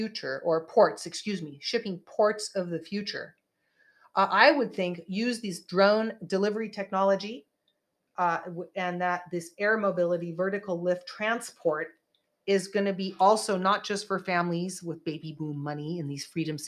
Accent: Santa Cruz, California, United States; also born or lived in Bay Area, California / Los Angeles, California; I was born and raised in Santa Cruz, California

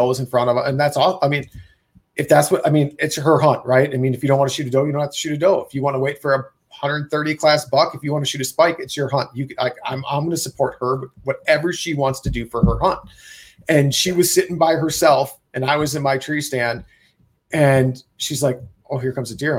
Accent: Wisconsin, United States; I'm from Wisconsin and we tree stand hunt

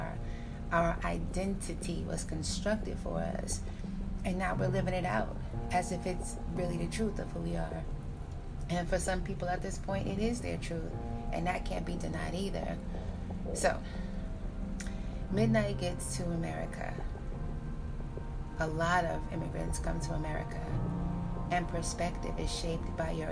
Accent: New York City, New York, United States; I was born in New York City. I was living in New York City in the time of the late 80s

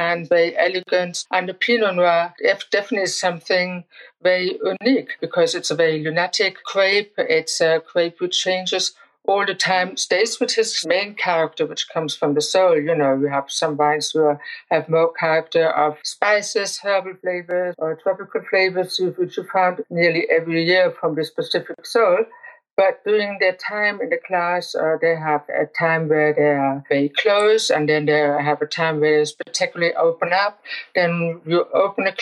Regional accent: Germany; I grew up on the Mosel

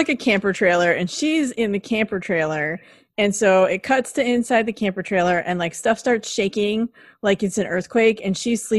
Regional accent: West Coast, United States; I'm from the West Coast

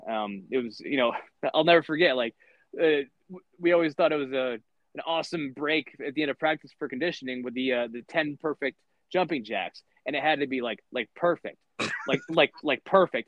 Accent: Lansing, Michigan, United States; also born or lived in Grand Haven, Michigan; I'm originally from Lansing, Michigan. Um, my my parents were divorced, and uh, my dad lived in Lansing, and my mom lived in Grand Haven, and I split time between the two.

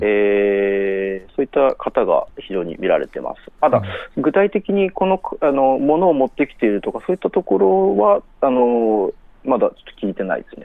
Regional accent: Noto, Ishikawa, Japan; now in Tokyo, Japan; 私の、えー、実家、家の方はもうちょっと半壊 な状態、ちょっと斜めに傾いているような状態、えー、町もですねあのあの生まれ育った町の家とかがかなりちょっと崩れている

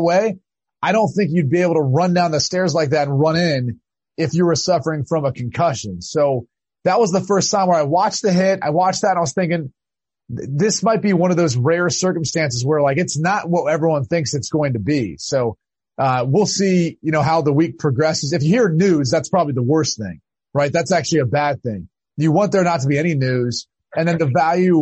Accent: Ohio, United States; growing up in Ohio, football was everything

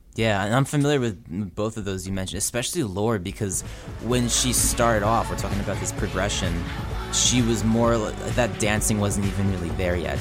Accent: New Jersey, United States; I'm from New Jersey, too

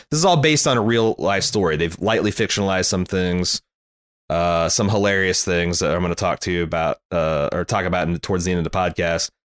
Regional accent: Indiana, United States; I grew up in Indiana

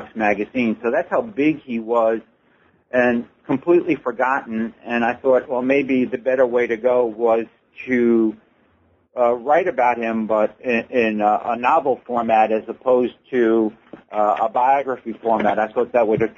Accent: Levittown, New York, United States; now in Mesa, United States; Levittown, New York, where I grew up.

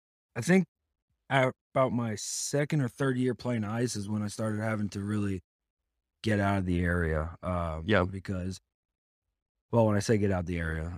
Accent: Dallas-Fort Worth, Texas, United States; I'm born and raised in Dallas-Fort Worth.

